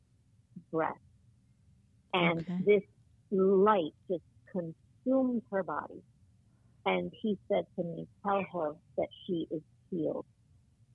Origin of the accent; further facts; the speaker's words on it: New Jersey, United States; moved away as an adult; also born or lived in New York; now in Florida, United States; I was born in New York, but I had grown up in New Jersey and in the suburbs, and I just loved it there. That was my home.